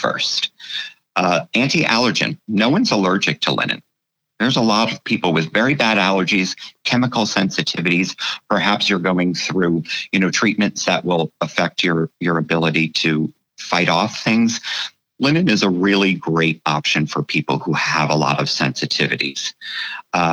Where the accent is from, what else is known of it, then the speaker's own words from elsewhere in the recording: United States; I, as an American, have lived that way my whole life